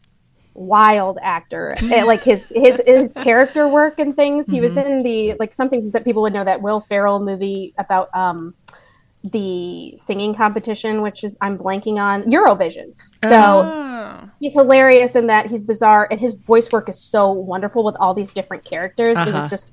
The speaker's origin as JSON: {"language": "English", "region": "Indiana", "country": "United States", "tie": "born or raised there", "moved": "yes", "said": "growing up in Indiana"}